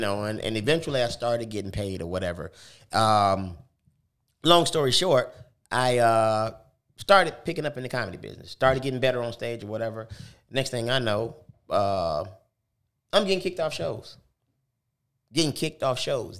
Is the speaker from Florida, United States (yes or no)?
no; Detroit, Michigan, United States; moved away; also born or lived in California / Tuscaloosa; I was born in Detroit, moved to California with my mom